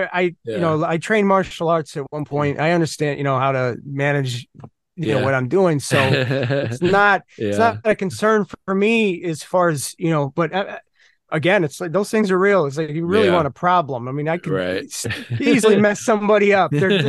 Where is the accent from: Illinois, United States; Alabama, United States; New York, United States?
Illinois, United States; Crystal Lake; I grew up in Crystal Lake, Illinois.